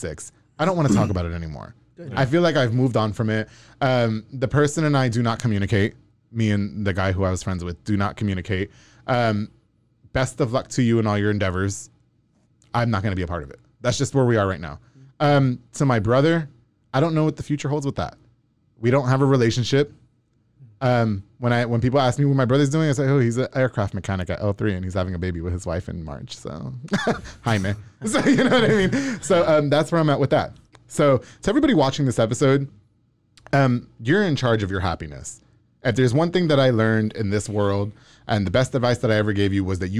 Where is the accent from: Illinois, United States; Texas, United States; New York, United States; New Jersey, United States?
New York, United States; Long Island; moved away; I'm from New York